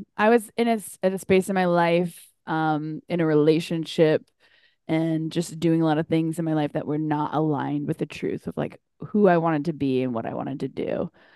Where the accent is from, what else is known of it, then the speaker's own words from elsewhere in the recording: North Carolina, United States; now in Chicago, United States; back at home in North Carolina